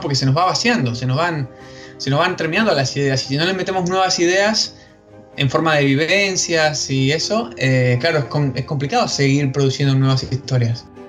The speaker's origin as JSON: {"language": "Spanish", "region": "Patagonia", "country": "Argentina", "tie": "born or raised there", "said": "soy originario de la Patagonia, en la parte argentina, el sur de la Argentina"}